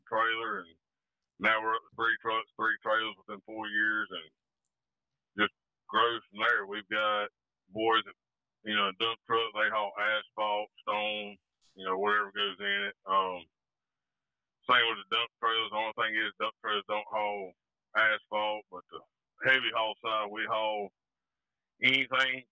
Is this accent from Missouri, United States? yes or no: no; North Carolina, United States; that's my home state